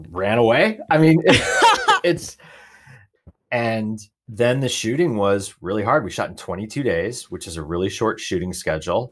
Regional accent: Portland, Oregon, United States; I grew up outside of Portland, Oregon, two acres across the street from a farm.

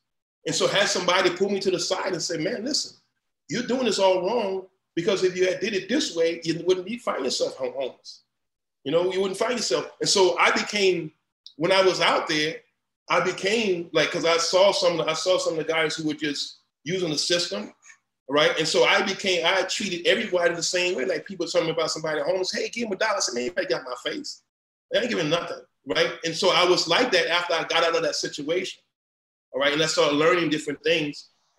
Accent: New Iberia, Louisiana, United States; I'm from Louisiana, I'm from the bottom, I'm from the boot, all right? I'm from New Iberia, Louisiana, I'm from the boot, I mean the mud.

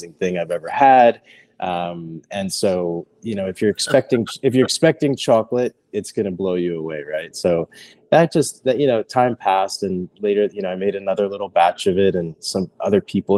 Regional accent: Philadelphia, Pennsylvania, United States; moved away; I'm from Philadelphia originally

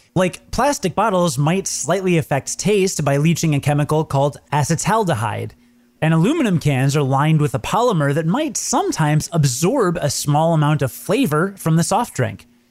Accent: Midwest, United States; I'm from the Midwest, so I call soda pop

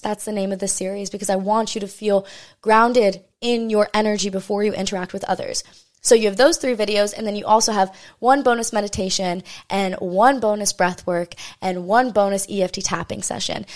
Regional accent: Maui, Hawaii, United States; this is my hometown, you know, this is where I'm born and raised, o, on the island of Maui in Hawaii.

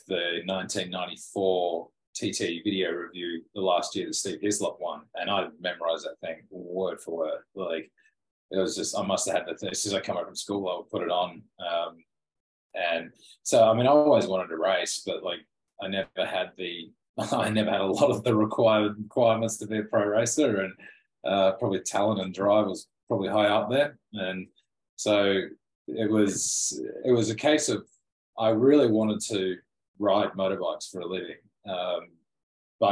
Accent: Australia; me being an Aussie

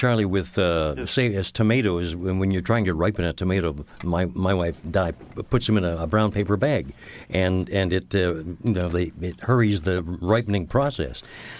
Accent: London, Ontario, Canada; moved away; also born or lived in Uxbridge, Ontario / Goodwood, Ontario / St. Catharines, Ontario; I started in London. London, Ontario is my hometown.

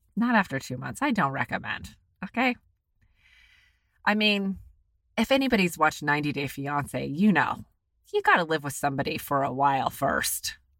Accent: United States; I'm an American

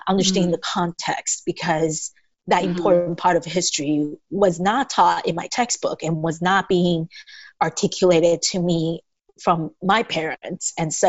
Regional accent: Taiwan; English is a second language; now in United States; I grew up in Taiwan

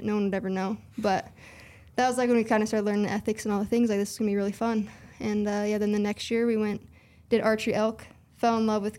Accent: Bigfork, Montana, United States; I grew up in Big Fork, Montana. That's where I was born and raised.

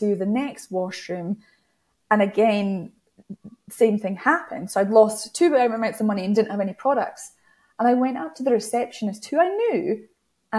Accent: United Kingdom; Being British

